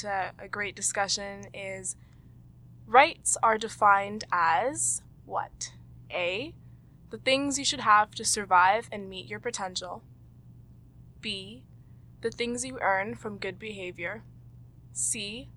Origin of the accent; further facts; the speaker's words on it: Toronto, Ontario, Canada; I was also born in Toronto